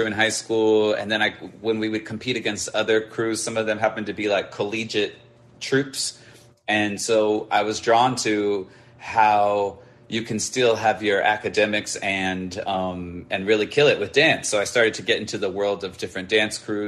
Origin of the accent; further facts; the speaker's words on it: suburb 45 minutes outside of LA, California, United States; my hometown was maybe like 45 minutes from outside of LA, but it was a suburb.